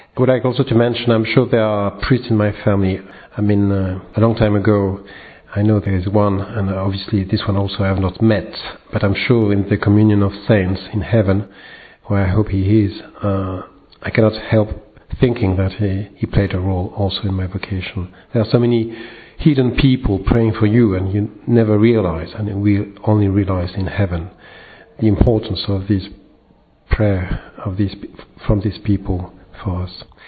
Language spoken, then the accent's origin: English; France; I'm from France